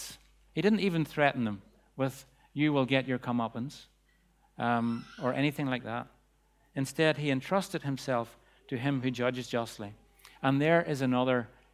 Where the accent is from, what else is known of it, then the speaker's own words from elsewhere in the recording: Bangor, United Kingdom; the streets of Bangor, my hometown